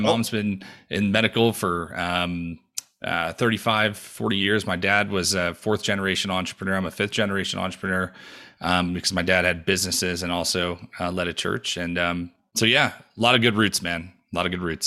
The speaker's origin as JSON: {"language": "English", "region": "New York", "country": "United States", "tie": "born or raised there", "moved": "yes", "lives_now": "Denver, United States", "said": "I was born and raised in New York"}